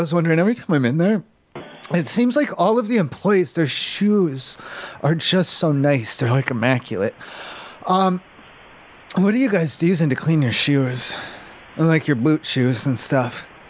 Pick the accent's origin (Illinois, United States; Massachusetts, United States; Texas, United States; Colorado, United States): Colorado, United States; Colorado Springs; I'm from Colorado Springs, so I'm about 2 hours out from you guys.